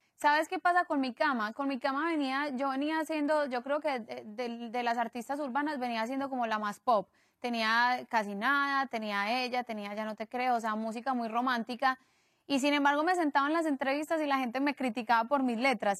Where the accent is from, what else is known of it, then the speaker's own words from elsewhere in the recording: Medellín, Antioquia, Colombia; somos de Medellín y, y, venimos del mismo país